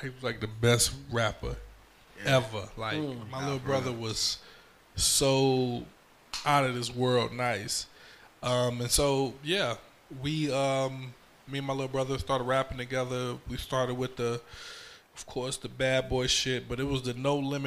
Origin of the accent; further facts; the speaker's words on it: New York City, New York, United States; also born or lived in Brooklyn; now in Fayetteville, United States; I was born in Harlem Hospital.